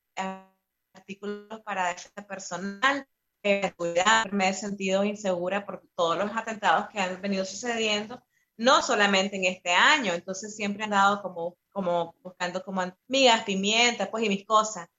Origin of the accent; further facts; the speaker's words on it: Nicaragua; moved away as an adult; now in Costa Rica; yo soy parte de la unidad de exiliados nicaragüenses, que es una de las organizaciones más fuertes de acá de Costa Rica